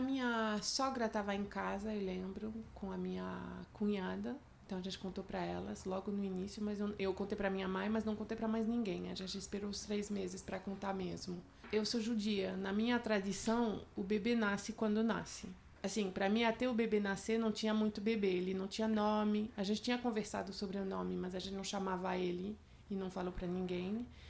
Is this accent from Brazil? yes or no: no; France; moved away; eu sou francesa